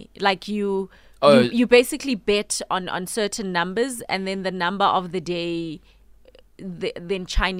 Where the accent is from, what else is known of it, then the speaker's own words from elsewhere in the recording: Soweto, Gauteng, South Africa; So in Soweto, well, where I grew up in Naledi